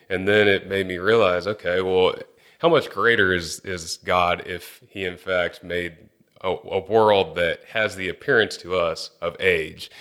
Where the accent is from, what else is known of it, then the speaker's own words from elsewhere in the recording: Angleton, Texas, United States; I grew up in Angleton, Texas, which is, uh, just about an hour and a half south of, of Houston here.